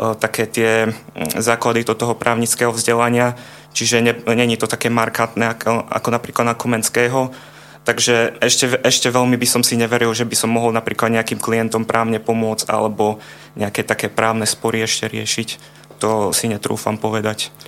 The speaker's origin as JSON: {"language": "Slovak", "area": "area around Ružomberok", "region": "Žilina Region", "country": "Slovakia", "said": "pochádzam z okolia Ružomberka"}